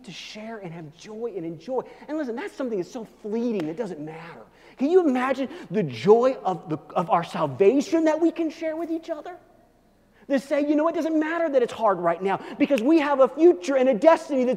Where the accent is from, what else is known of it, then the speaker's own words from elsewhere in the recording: Kansas City, United States; now in Denver, United States; I'm from Kansas City